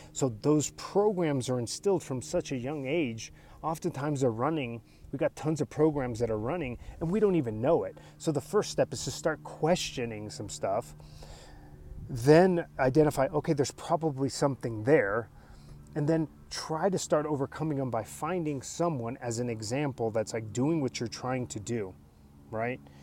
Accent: United States; English is a second language; I'm a first generation American. They were immigrants

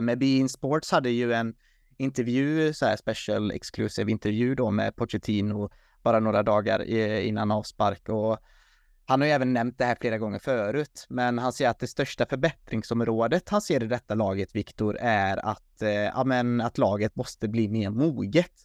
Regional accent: Sweden; som svensk

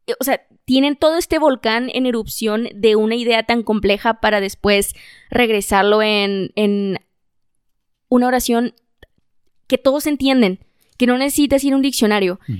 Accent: Mexico; del lugar donde yo nací, crecí y vivo.

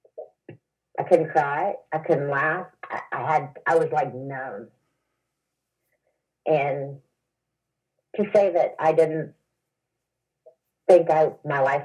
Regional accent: the Bible Belt, United States; moved away as an adult; also born or lived in Oklahoma; now in Illinois, United States; I was from the Bible Belt

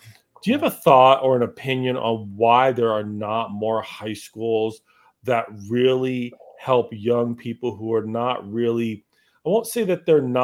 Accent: Massachusetts, United States; I grew up in Massachusetts

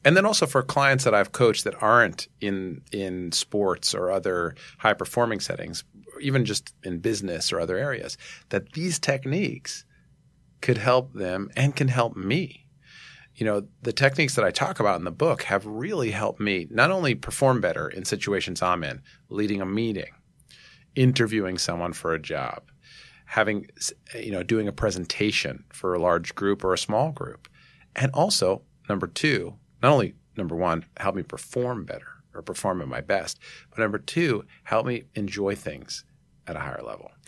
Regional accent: New York City, New York, United States; I grew up in Manhattan here

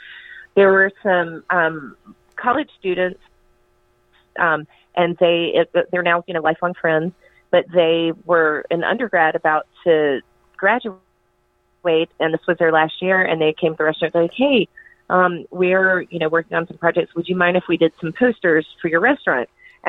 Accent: North Carolina, United States; it has to do with my childhood growing up in Western North Carolina

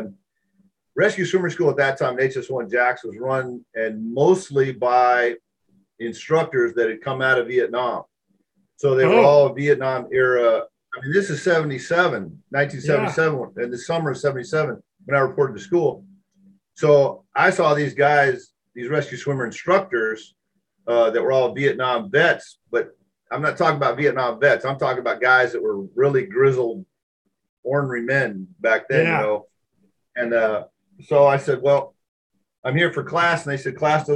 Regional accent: Seattle, Washington, United States; moved away as an adult; I was raised in Washington State with a lot of lakes, a lot of rivers.

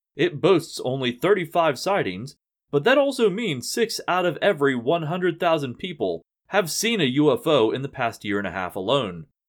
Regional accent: West Virginia, United States; my home state of West Virginia

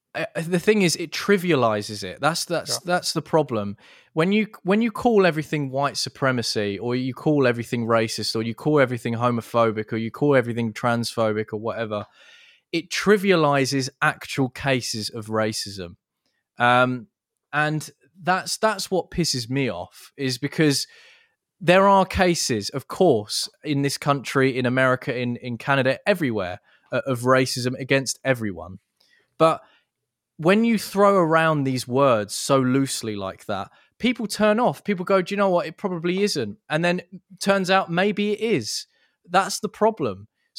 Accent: England, United Kingdom; I'm an Englishman.

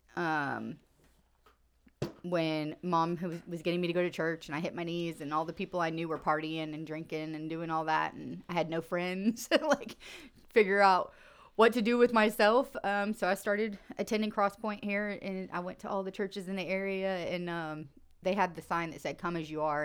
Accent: Central Florida, United States; I grew up in Central Florida, about an hour north of Tampa

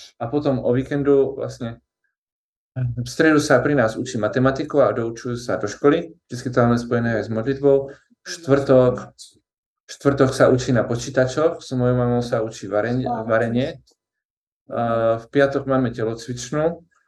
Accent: Czechia; now in Slovakia; ja to vnímam ako Čech

